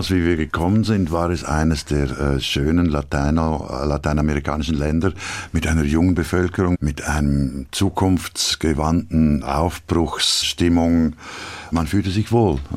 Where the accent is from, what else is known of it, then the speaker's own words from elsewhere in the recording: Switzerland; Ich bin Schweizer und ich mag die Schweiz